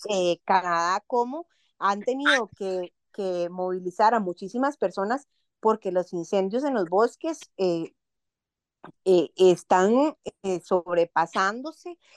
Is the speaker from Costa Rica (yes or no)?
yes; Costa Rica; nosotros como costarricenses